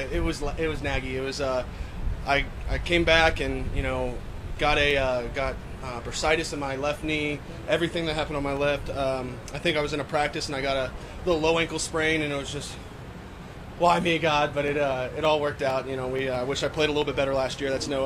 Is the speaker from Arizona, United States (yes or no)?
no; Virginia, United States; I'm from Northern Virginia, but my wife is from 45 minutes on the other side of Virginia, Craig County.